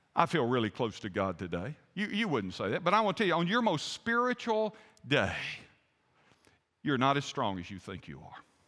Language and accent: English; the American South, United States; I'm a Southerner